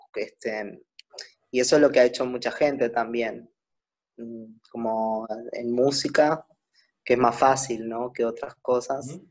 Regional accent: Uruguay; moved away as an adult; also born or lived in Buenos Aires, Argentina; un artista de Uruguay.

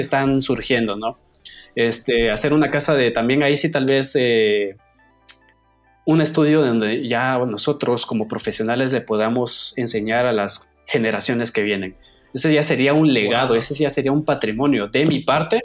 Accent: Guatemala; dejé mi semillita en este país como guatemalteco

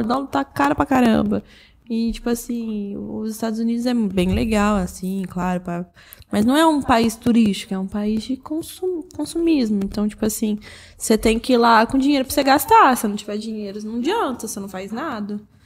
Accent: Brazil; A gente é brasileiro

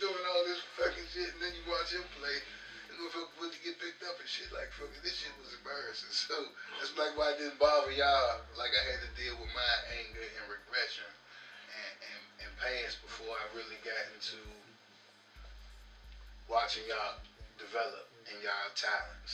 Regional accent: Baltimore, Maryland, United States; I was born in the DMV. I was born in the Baltimore Hospital

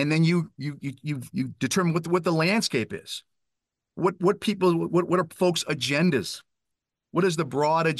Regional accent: Weymouth, Massachusetts, United States; I was a high school coach back in my hometown of Weymouth, Massachusetts

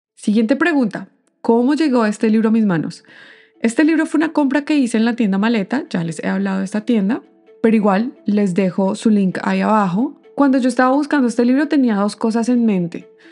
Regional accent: Colombia; now in Canada; yo soy colombiana

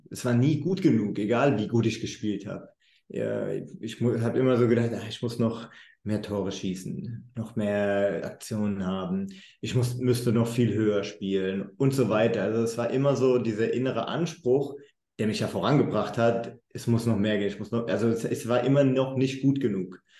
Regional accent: Germany; moved away as an adult; also born or lived in United States; ich bin aus Deutschland, ich habe eine ganz andere Ausbildung als viele Amerikaner

